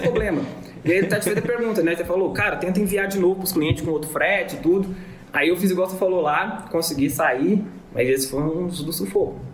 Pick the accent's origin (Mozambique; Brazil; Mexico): Brazil; Divinópolis, Minas Gerais; Sou de Divinópolis aqui, em Minas